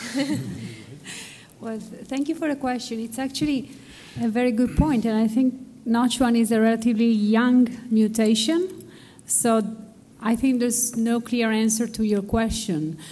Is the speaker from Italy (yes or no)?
yes; Italy; I come from Italy, where we have a public health system